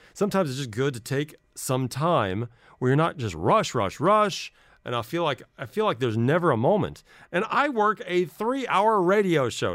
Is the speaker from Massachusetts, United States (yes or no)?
no; Los Angeles, California, United States; moved away as an adult; now in United Arab Emirates; my hometown, which I'm very jealous about. Los Angeles